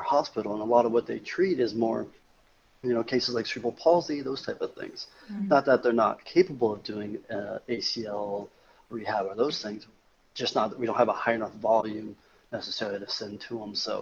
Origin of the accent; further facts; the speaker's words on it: Western Kansas, United States; I grew up in Western Kansas